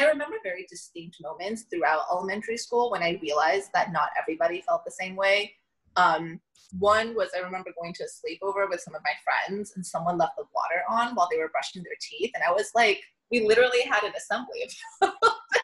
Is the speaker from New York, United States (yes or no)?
no; Southern California, United States; growing up in Southern California